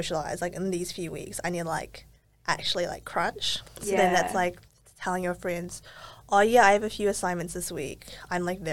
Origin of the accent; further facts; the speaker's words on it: Auckland, New Zealand; moved away as an adult; now in Melbourne, Australia; growing up in New Zealand and then also now moving to Melbourne